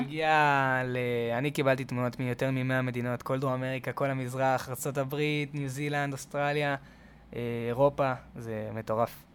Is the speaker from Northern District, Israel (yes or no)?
no; Tel Aviv, Tel Aviv District, Israel; אני גדלתי בתל אביב